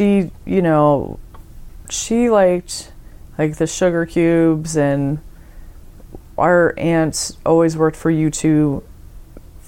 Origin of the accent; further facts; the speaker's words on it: Miami, Florida, United States; I'm from Miami. I grew up there